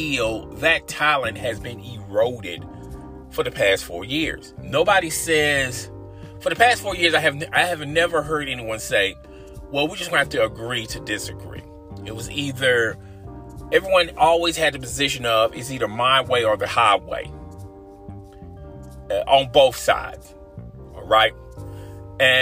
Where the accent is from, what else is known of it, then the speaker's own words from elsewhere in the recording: United States; As we, as American citizens, have suffered enough